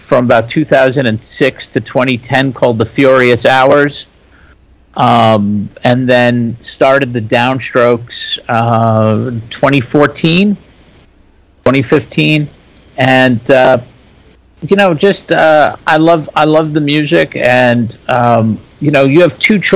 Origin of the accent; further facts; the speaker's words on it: New York City, New York, United States; also born or lived in Brooklyn; now in Western Maryland, United States; I was born in Brooklyn, grew up in Staten Island in the Lower East Side